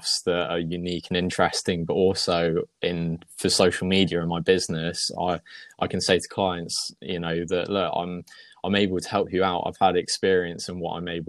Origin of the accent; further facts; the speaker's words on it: Wiltshire, South West England, United Kingdom; moved away as an adult; now in Wootton Bridge, United Kingdom; I was originally from Wiltshire area. So Salisbury is probably the one that people know most.